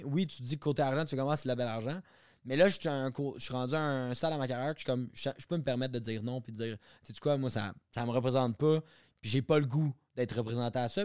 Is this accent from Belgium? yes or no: no; Quebec, Canada; Quand je reviens chez nous au Québec